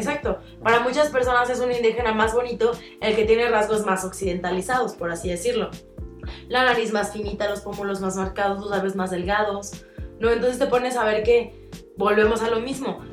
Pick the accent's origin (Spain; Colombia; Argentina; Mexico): Mexico; hoy por hoy somos mexicanos